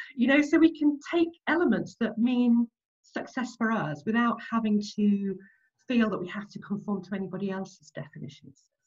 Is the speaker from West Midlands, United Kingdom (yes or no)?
no; Nottinghamshire, East Midlands, United Kingdom; moved away as an adult; now in London, United Kingdom; I grew up in Nottinghamshire, so in the Midlands.